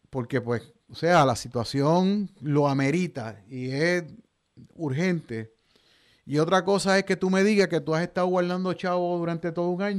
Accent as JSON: {"language": "Spanish", "country": "Puerto Rico", "said": "Y yo lo menos que quiero como puertorriqueño es que este tipo de conducta se convierta en algo habitual, en algo normal en Puerto Rico."}